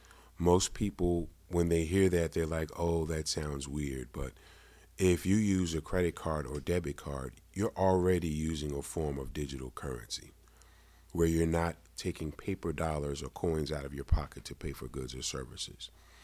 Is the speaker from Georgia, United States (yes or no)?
no; New York, United States; now in Delaware, United States; Well, I live here in Delaware. I'm originally from New York.